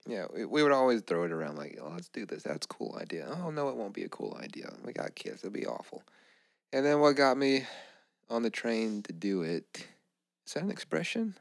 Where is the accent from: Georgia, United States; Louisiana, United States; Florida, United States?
Louisiana, United States; we grew up in Louisiana.